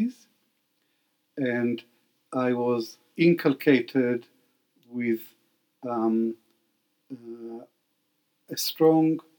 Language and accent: English; Baghdad, Baghdad Governorate, Iraq; born there; So my first identity was that of an Arab Jew. I was born in Baghdad and um, to a Jewish family, and we were Arabs.